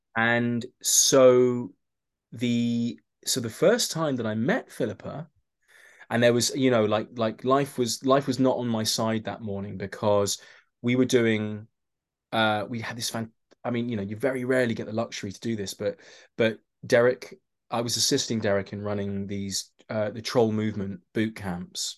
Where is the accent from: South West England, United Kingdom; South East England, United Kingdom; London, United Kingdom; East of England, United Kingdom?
London, United Kingdom; I'm from London